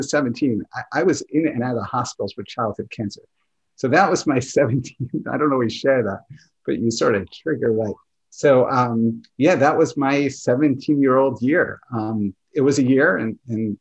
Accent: New York, United States; I grew up in New York

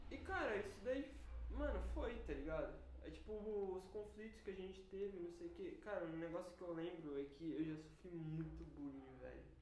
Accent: São Paulo, Brazil; Nasci em São Paulo. Tipo, mano, uh, é, eu nasci em São Paulo.

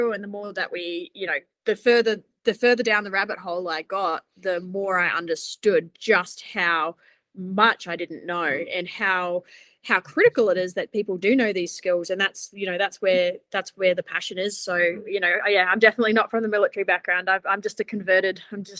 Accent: Australia; now in New Zealand; I'm from Australia and it's exactly the same over there

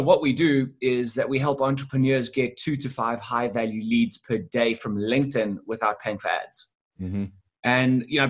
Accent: South Africa; I'm from South Africa and not from the UK

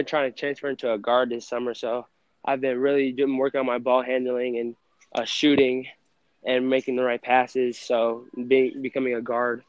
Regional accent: Lubbock, Texas, United States; born there; Texas Tech probably, because that's where I was born in Lubbock, and my dad also coached for Texas Tech at when I was born.

